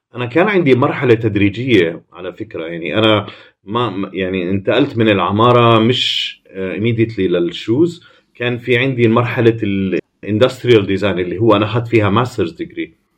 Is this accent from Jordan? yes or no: yes; Jordan; moved away as an adult; also born or lived in Amman / United States / Milan; احنا من الاردن